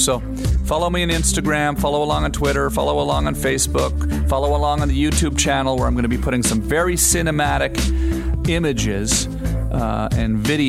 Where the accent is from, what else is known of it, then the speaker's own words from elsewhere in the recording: Canada; I've spent a lot of time growing up in Canada fishing and living outdoors, canoeing and traveling in the wild